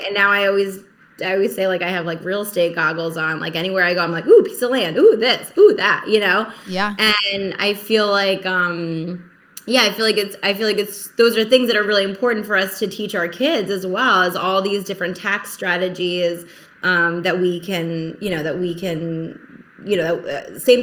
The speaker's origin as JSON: {"language": "English", "region": "New Jersey", "country": "United States", "also_born_or_lived": "Philadelphia", "moved": "yes", "lives_now": "Rhode Island, United States", "said": "so I live in Rhode Island right now, but I'm originally from Jersey, Jersey girl forever."}